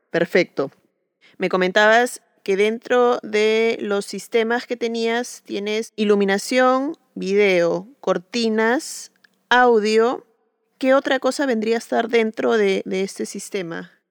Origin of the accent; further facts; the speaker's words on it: Peru; soy arquitecta peruana